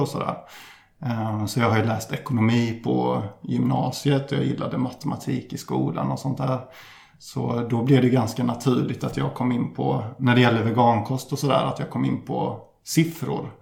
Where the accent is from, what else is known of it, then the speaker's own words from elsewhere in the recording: Ullared, Halland County, Sweden; jag kommer från landet, nere i Halland som jag tidigare nämnde, så strax utanför